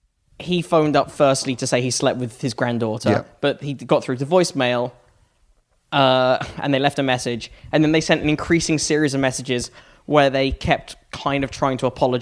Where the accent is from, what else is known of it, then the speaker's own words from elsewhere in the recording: United Kingdom; I'm a British Republican.